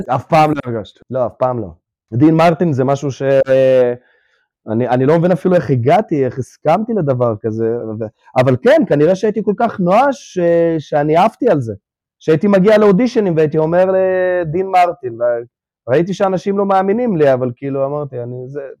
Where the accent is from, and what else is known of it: Israel; born or raised there; first language Russian; Hebrew is a second language; also born or lived in Ukraine